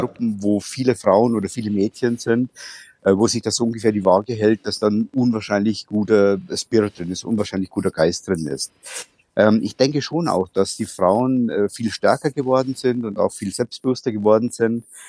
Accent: Bavaria, Germany; ich bin aus Bayern. Ich wohne in der Nähe von Passau

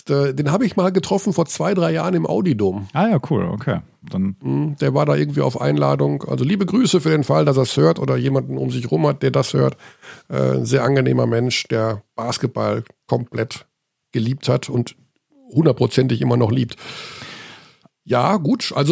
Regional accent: Hagen, North Rhine-Westphalia, Germany; das ist für mich relativ einfach, weil er aus meiner Heimatstadt kommt.

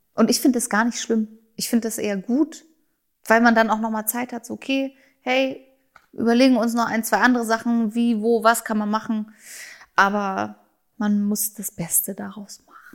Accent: Germany; first language German; bin ja auch Deutsche, ich bin hier geboren, ich lebe hier, das ist meine Muttersprache

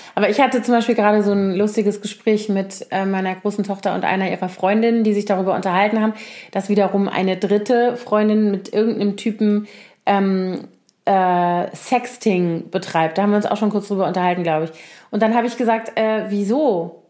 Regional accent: Koblenz, Rhineland-Palatinate, Germany; moved away; also born or lived in Bonn; ich komme ja nun aus Koblenz, was ja so eine traditionelle Garnisonsstadt ist mit zehn aktiven Kasernen ungefähr, als ich da noch, also als ich da aufgewachsen bin

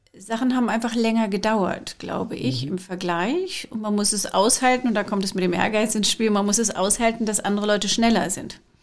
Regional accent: Scotland, United Kingdom; now in Germany; Ich habe aber auch noch die britische. Ich bin aus Schottland

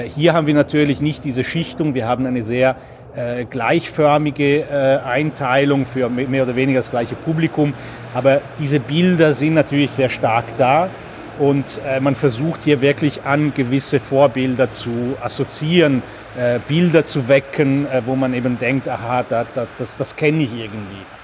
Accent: Italy; moved away; ich bin in Italien aufgewachsen

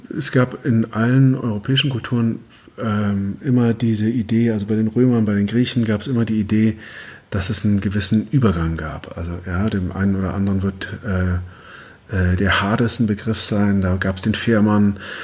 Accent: Germany; wir es als Deutsche

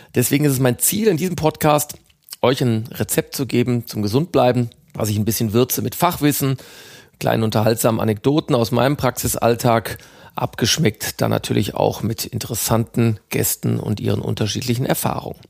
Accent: Ruhr area, North Rhine-Westphalia, Germany; Meine Heimat ist das Ruhrgebiet

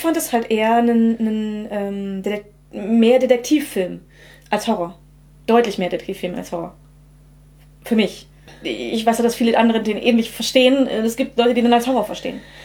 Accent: Germany; ich in einer deutschen Kleinstadt aufgewachsen bin

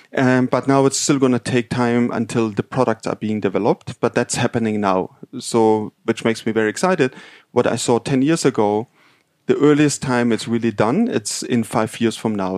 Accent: Munich, Bavaria, Germany; moved away; I'm actually from Munich

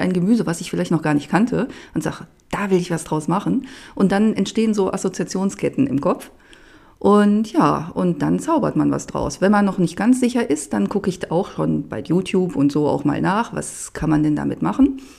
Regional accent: Clausthal-Zellerfeld, Lower Saxony, Germany; Und äh, ja, ich komme aus Klausthal-Zellerfeld, aus dem Oberharz

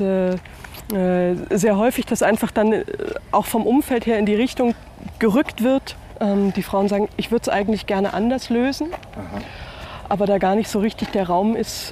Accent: Germany; moved away as an adult; also born or lived in Bavaria; an manchen Punkten doch in einem anderen Land groß geworden. Ich bin in der DDR geboren

